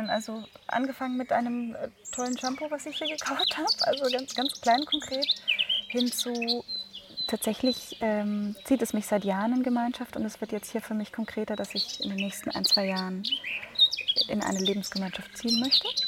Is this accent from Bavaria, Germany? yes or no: yes; Munich, Bavaria, Germany; now in Berlin, Germany; Ich komme ursprünglich aus München und lebe aber gerade in Berlin